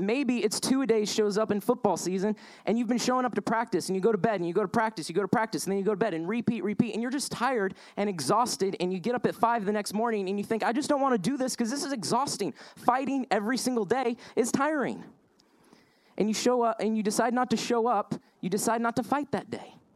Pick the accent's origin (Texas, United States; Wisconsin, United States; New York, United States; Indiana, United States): Indiana, United States; also born or lived in Denver, Colorado; lived out west, uh, moved to Indiana